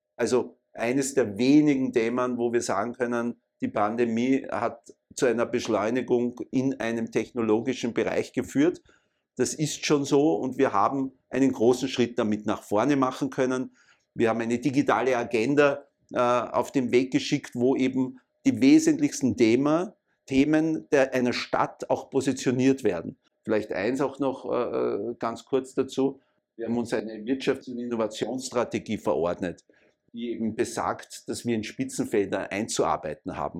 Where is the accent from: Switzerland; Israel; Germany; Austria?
Austria; Vienna; ich bin in Wien geboren, äh, Jahrgang 64 war eigentlich immer in Wien aktiv und äh, habe meine ganze Schulzeit äh, und Universitätszeit in Wien abgearbeitet